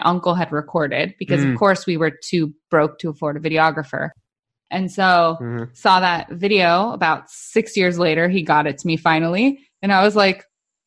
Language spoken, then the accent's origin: English; San Diego, California, United States; We're from San Diego.